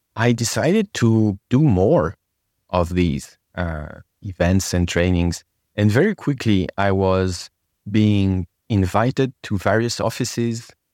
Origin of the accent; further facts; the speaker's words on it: France; English is a second language; moved away; I was born and raised in France from Persian parents